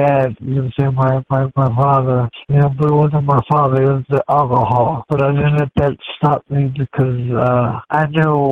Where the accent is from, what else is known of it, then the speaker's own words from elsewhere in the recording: Gary, Indiana, United States; I was born in Gary, Indiana.